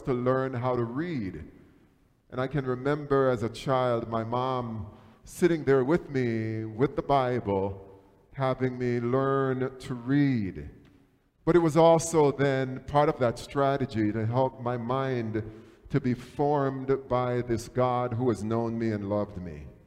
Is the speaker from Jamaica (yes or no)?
yes; Jamaica; moved away; Growing up in Jamaica